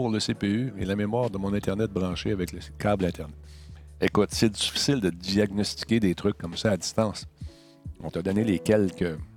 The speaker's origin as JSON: {"language": "French", "region": "Quebec", "country": "Canada", "tie": "born there", "said": "Je suis né au Québec"}